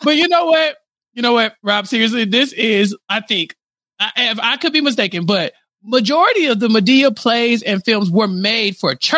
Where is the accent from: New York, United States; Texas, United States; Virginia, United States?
Texas, United States; as a Texan